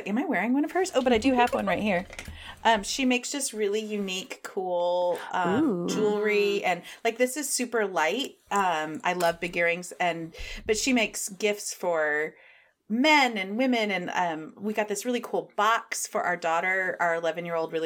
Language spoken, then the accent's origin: English; Midwest, United States; we're from the Midwest